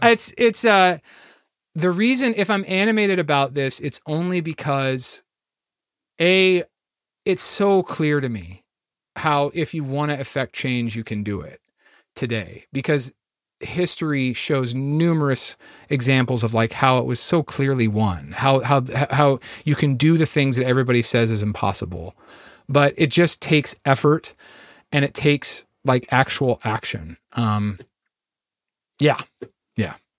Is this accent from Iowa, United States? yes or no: yes; Iowa, United States; moved away; I'm from Iowa initially